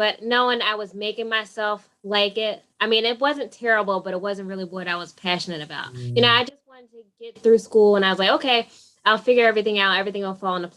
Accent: Pennsauken, New Jersey, United States; I grew up in Pennsauken, New Jersey.

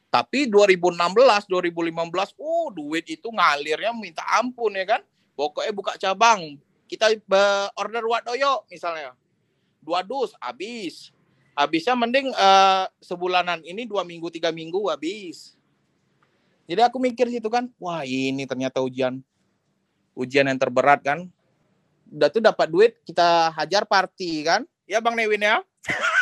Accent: Jambi, Indonesia; aku orang Jambi aku nggak tahu mau nanya dengan siapa

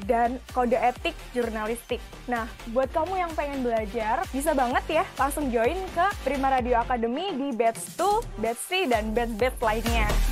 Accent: Gresik, East Java, Indonesia; asal aku dari Gersik, aku jauh-jauh dari Gersik ke Surabaya

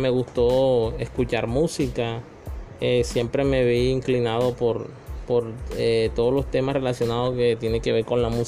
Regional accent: Magangué, Bolívar, Colombia; born there; Yo nací en Magangué, Bolívar.

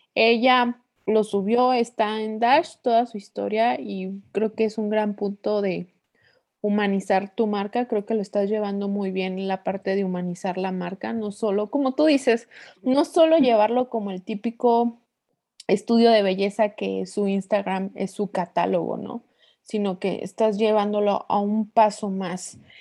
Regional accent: Torreón, Coahuila, Mexico; now in Querétaro, Mexico; de donde yo soy, bueno, soy de Torreón, Coahuila

